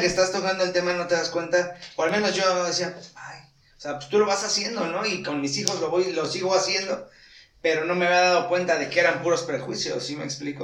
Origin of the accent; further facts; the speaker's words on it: Morelos, Mexico; como mexicano como morelense